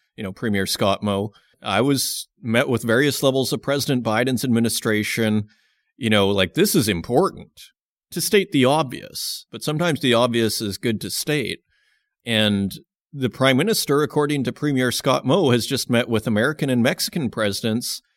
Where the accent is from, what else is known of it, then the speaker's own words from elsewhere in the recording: Saskatoon, Saskatchewan, Canada; moved away; I come from Saskatoon, Saskatchewan.